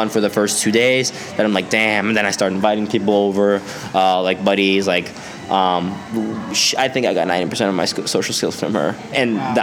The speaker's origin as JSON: {"language": "English", "town": "Stockholm", "region": "Stockholm County", "country": "Sweden", "tie": "born or raised there", "accent": "Swedish", "said": "growing up in Sweden"}